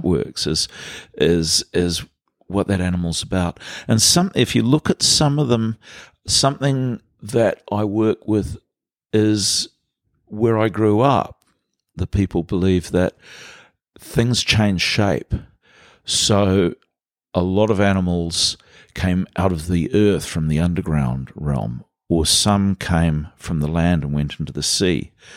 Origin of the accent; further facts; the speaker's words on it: Vancouver, British Columbia, Canada; now in Muriwai, New Zealand; since I was a little kid growing up in Canada